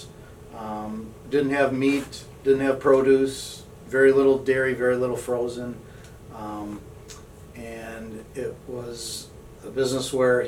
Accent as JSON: {"language": "English", "town": "St. Paul", "region": "Minnesota", "country": "United States", "said": "I am from St. Paul, local boy"}